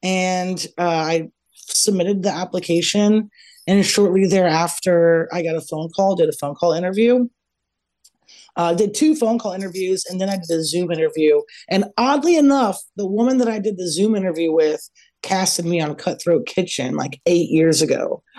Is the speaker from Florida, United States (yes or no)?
no; Columbus, Ohio, United States; now in Los Angeles, United States; I have not, but you guys know that I'm formerly from Columbus, Ohio. I now live in Los Angeles.